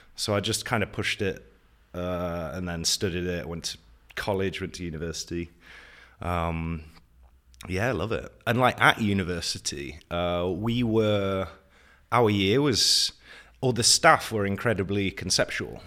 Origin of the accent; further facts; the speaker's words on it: Nottingham, East Midlands, United Kingdom; moved away as an adult; also born or lived in Wales; now in Prague, Czech Republic; The U K, from Nottingham. Born in Wales, so I'm secretly Welsh, but lived m, a lot of my life in Nottingham.